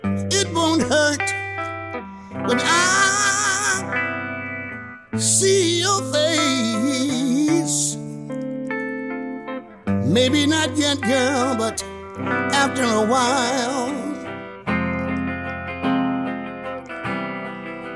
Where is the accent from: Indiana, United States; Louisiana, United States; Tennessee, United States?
Tennessee, United States; Memphis; moved away; also born or lived in Minnesota; I was blessed growing up in Memphis